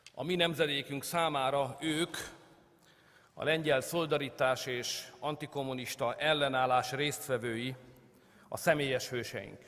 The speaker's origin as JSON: {"language": "Hungarian", "country": "Hungary", "said": "Mi magyarok"}